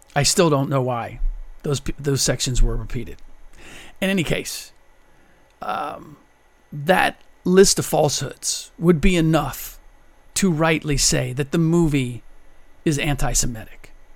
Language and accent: English; United States; first language German; English is a second language; I'm a first generation American. My first language was German